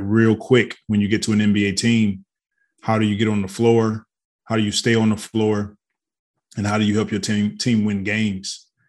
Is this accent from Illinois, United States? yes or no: no; Detroit, Michigan, United States; I grew up in Detroit, Michigan.